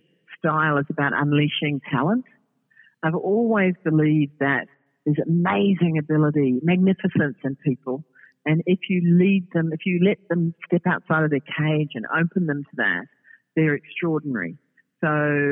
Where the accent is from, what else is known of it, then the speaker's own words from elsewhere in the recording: New Zealand; now in Australia; I'm a New Zealander